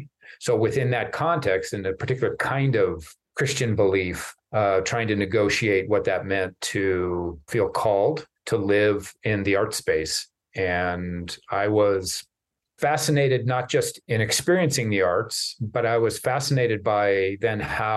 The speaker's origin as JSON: {"language": "English", "town": "Lincoln", "region": "Nebraska", "country": "United States", "tie": "born or raised there", "moved": "yes", "said": "I grew up in Lincoln, Nebraska"}